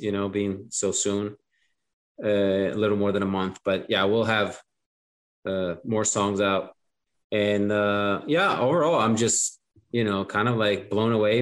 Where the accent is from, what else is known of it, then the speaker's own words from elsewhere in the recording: Italy; English is a second language; moved away; born and raised in Italy, I watched it in Italian